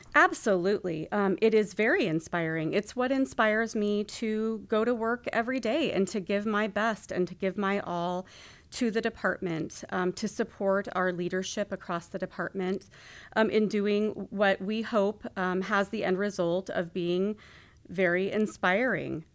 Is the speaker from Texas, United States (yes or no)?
no; Skagway, Alaska, United States; I truly had a wonderful childhood growing up in Skagway